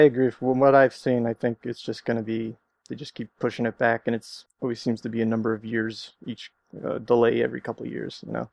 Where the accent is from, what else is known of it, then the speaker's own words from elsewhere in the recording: New Jersey, United States; moved away as an adult; now in Arizona, United States; I'm from New Jersey originally, and I, uh, came out here for my grad program